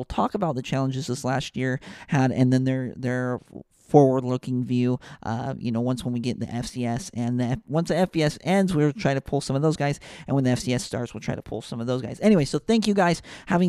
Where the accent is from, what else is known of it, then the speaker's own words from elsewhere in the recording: Ogden, Utah, United States; I grew up in Ogden, Utah.